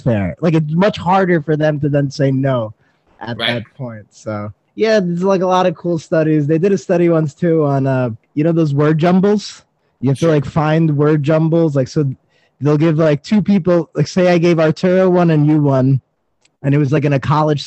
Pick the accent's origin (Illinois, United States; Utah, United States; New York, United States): New York, United States; New York City; I'm from Staten Island